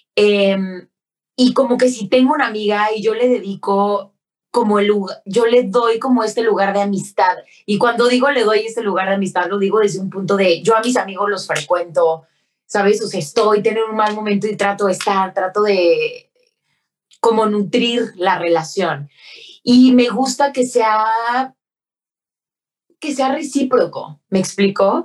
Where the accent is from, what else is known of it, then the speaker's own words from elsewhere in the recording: Mexico; Como mexicana